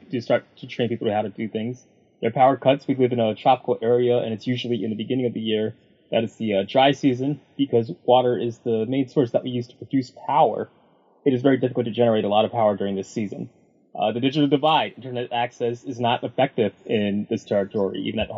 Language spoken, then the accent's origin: English; Harlem, New York, United States; As a kid from Harlem, I feel that. I'm like, well, I'm from Harlem.